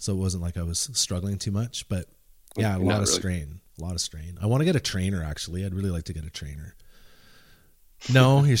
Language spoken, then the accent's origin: English; Canada; Us Canadians